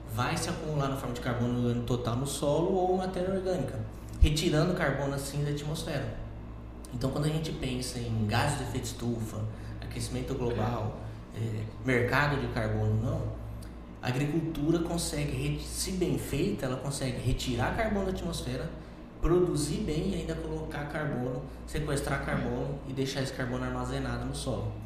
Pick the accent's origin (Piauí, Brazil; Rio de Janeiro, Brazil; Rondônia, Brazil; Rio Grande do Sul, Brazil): Rondônia, Brazil; moved away as an adult; also born or lived in Ribeirão Preto, São Paulo / Botucatu, São Paulo; now in Lucas do Rio Verde, Brazil; eu nasci no interior de São Paulo, sou de Ribeirão Preto, mas fui criado em Rondônia